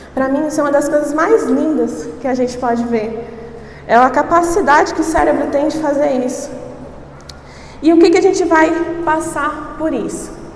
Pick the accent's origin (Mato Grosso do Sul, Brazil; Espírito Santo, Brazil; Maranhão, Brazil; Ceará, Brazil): Espírito Santo, Brazil; sou do Espírito Santo, eu e meu esposo pastoreamos lá